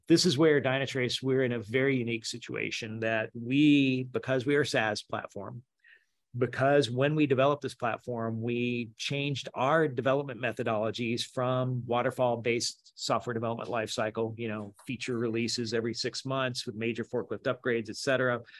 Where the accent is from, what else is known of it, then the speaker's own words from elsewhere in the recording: Memphis, Tennessee, United States; I'm from Memphis, Southern redneck